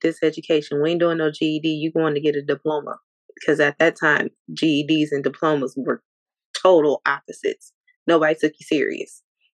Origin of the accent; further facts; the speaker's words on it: Grand Rapids, Michigan, United States; I am from Grand Rapids, Michigan. Close to Detroit.